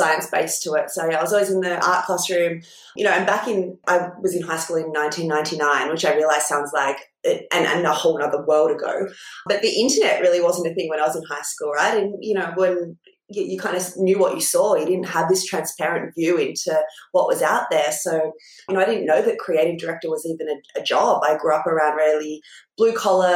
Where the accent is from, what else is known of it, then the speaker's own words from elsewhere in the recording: Port Macquarie, New South Wales, Australia; I'm from Port Macquarie, a tiny town on the mid-north coast in New South Wales.